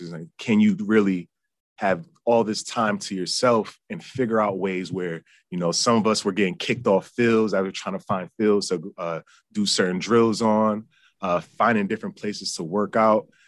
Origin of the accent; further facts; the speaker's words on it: United States; I grew up in Yankees territory